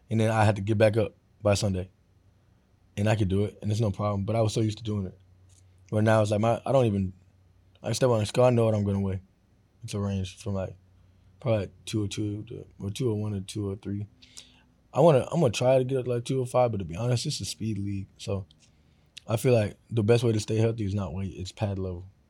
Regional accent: Florida, United States; I grew up in Florida

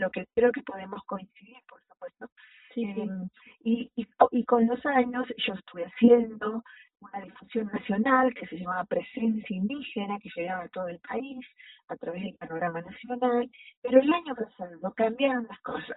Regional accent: Jujuy, Argentina; yo soy Jujeña

